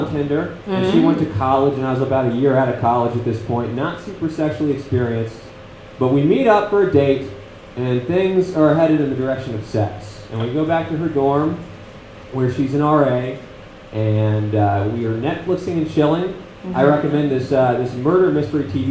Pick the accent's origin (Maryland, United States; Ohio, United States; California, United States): Maryland, United States; now in Los Angeles, United States; I'm from Maryland, and now I live in the godless city of Los Angeles.